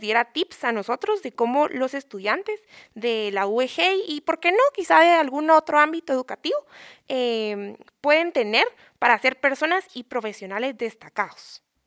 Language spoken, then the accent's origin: Spanish; Guatemala; como futuros profesionales, como estudiantes y como ciudadanos guatemaltecos